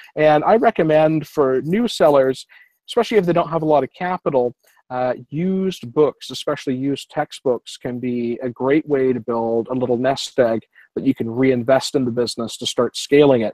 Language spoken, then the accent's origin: English; Canada; since I'm a Canadian